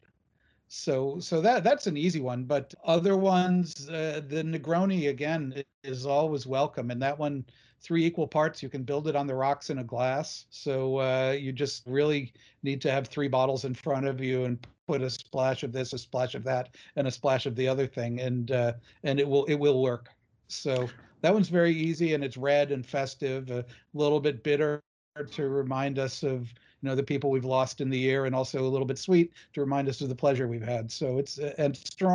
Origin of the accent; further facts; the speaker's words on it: New England, United States; I grew up in New England, you know, the oldest settled part of the United States